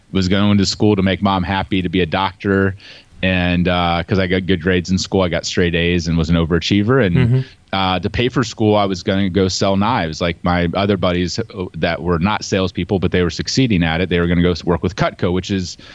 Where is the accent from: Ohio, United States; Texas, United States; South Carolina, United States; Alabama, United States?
Ohio, United States; But I, I grew up in the Midwest uh, in Ohio. So, any Ohio listeners, you know, I'm a Buckeye. Um, and I grew up on a farm.